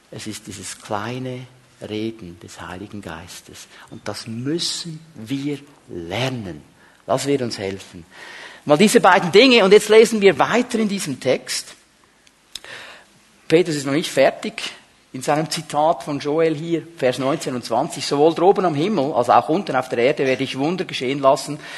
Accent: Switzerland; manchmal sind wir Schweizer Christen so extrem ausgerichtet auf das Übernatürliche

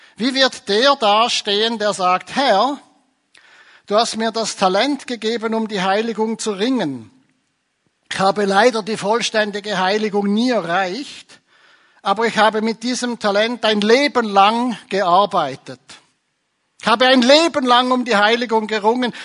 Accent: Switzerland; bei uns in der Schweiz

